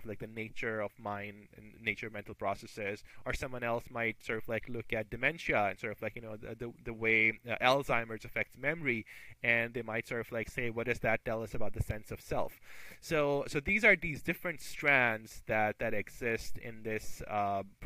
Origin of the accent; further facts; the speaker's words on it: Pakistan; moved away as an adult; I grew up in Pakistan. That's where I did my med school as well.